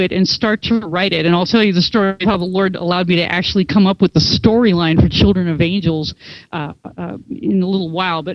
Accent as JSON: {"language": "English", "region": "Minnesota", "country": "United States", "moved": "yes", "said": "I'm from Minnesota"}